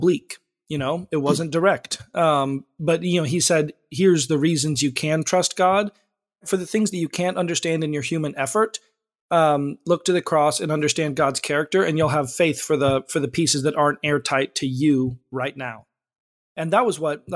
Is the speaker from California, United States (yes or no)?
yes; Frazier Park, California, United States; I've been Southern California my whole life. I grew up in a small town called Fraser Park